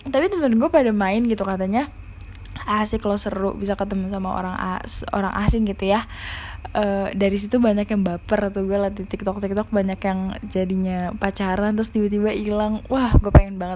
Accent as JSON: {"language": "Indonesian", "region": "Jakarta", "country": "Indonesia", "said": "karena gue juga orang Jakarta mungkin orang yang dari luar Jakarta kalau ngedengernya agak aneh ya"}